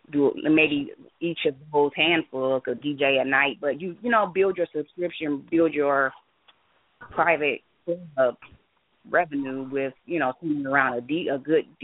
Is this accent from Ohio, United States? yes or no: yes; Cleveland, Ohio, United States; now in Columbus, United States; I live in Columbus. I'm from Cleveland, but I uh, live in Columbus.